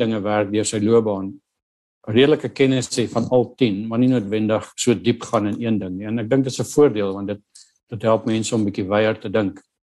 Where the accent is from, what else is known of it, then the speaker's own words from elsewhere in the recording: Northern Cape, South Africa; moved away; ek het groot geword op 'n plaas in die Noordwes Kaap in 'n klein dorpie Steensburg